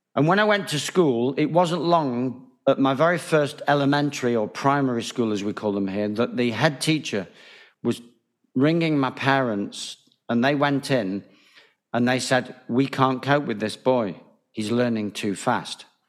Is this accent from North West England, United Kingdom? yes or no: yes; Manchester, North West England, United Kingdom; moved away as an adult; also born or lived in Spain; Manchester Bridge Club, as it happens, my hometown